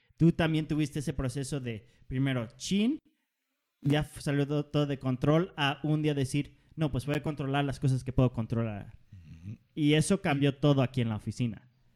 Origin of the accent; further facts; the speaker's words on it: Denmark; yo soy danés